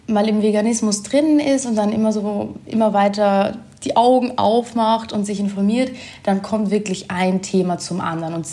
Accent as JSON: {"language": "German", "country": "Germany", "lives_now": "Vienna, Austria", "said": "Ich komme eigentlich aus Deutschland, wohne jetzt aber schon sehr lange in Wien"}